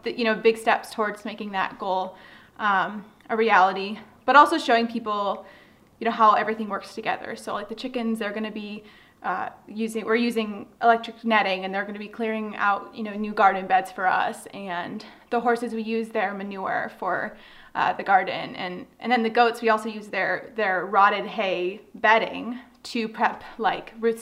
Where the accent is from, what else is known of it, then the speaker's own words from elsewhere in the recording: Southern California, United States; moved away as an adult; now in Upstate New York, United States; I grew up in Southern California